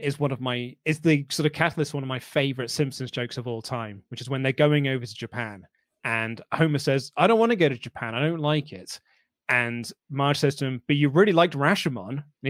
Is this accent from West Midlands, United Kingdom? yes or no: yes; West Midlands, United Kingdom; I'm from the West Midlands. And it's so funny when my American friend copies me accents.